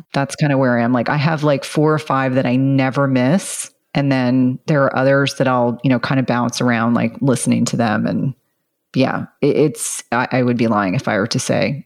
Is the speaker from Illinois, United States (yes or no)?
no; central New Jersey, United States; if anyone's familiar with central New Jersey, I grew up at the, at the shore